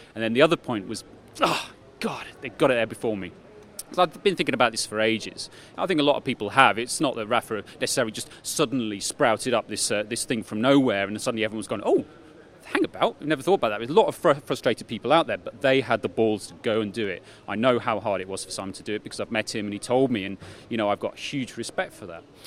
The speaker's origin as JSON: {"language": "English", "country": "United Kingdom", "said": "I'm British"}